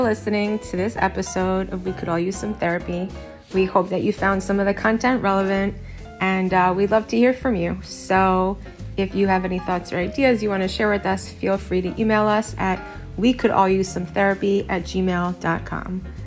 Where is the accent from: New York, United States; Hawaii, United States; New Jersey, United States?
New York, United States; I've always lived in, ex, except from college. I'm from New York. I've always been in New York